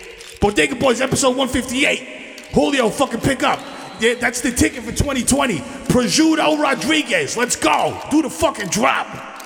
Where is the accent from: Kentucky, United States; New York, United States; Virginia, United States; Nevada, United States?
New York, United States; Staten Island; Well, I mean, listen, I'm from Staten Island, you know, Shaolin.